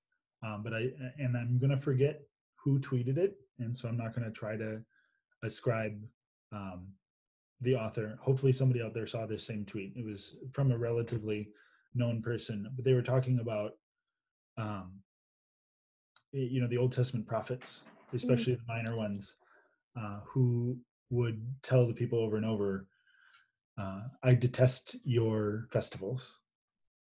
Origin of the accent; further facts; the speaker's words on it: United States; I'm an American